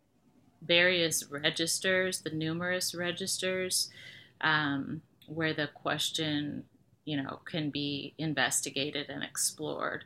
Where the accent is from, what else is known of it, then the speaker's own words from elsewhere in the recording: Detroit, Michigan, United States; I was born and raised in Detroit